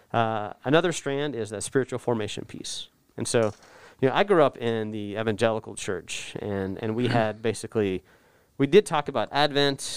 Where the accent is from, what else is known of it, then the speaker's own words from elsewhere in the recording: North Texas, United States; also born or lived in Oklahoma; I grew up in North Texas